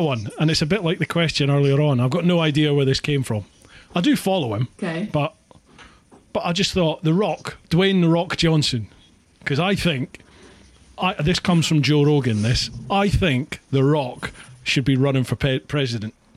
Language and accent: English; Scotland, United Kingdom; moved away; also born or lived in Peckham, London; being Scottish we roll our r's